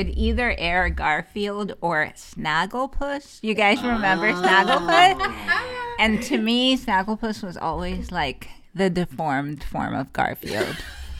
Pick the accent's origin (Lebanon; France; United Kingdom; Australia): Lebanon; Beirut, Beirut Governorate; moved away; I grew up in Beirut, Lebanon